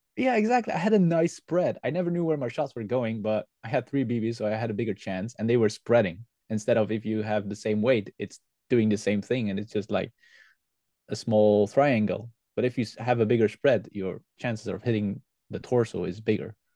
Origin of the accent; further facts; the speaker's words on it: West Flanders, Belgium; English is a second language; we are from the West Flanders and that's why it's real difficult for us to say the G and the H. That's why the G sounds like an H for me.